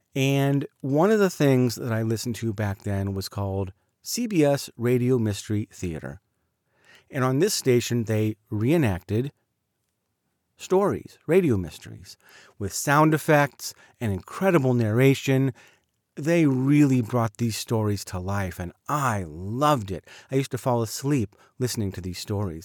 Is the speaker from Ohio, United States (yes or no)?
no; Southern California, United States; also born or lived in Highland Park, Illinois; When I was in third grade, we moved to Southern California